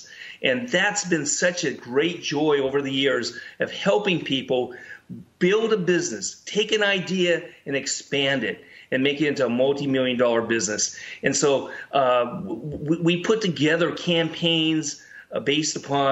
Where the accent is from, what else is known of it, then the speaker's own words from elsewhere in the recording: California, United States; I was born in California. I love California. California is my home state